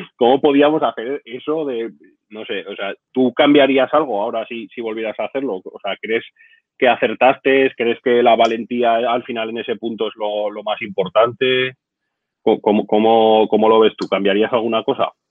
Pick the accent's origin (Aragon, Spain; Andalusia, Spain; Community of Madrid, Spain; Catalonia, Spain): Aragon, Spain; Zaragoza; mi tierra, de Zaragoza